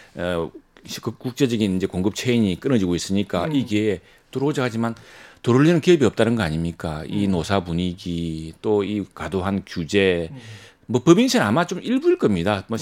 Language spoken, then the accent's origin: Korean; Masan, South Gyeongsang, South Korea; 제 고향인 마산 하포에는